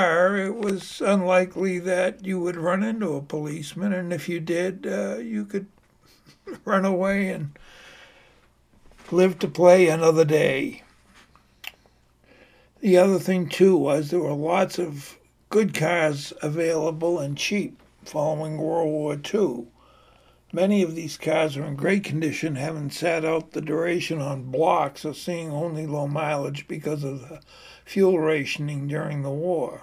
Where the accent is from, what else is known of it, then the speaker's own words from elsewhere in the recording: Arlington, Massachusetts, United States; I grew up in Allington, Mass. It's a middle-class bedroom community about 6 miles north of Boston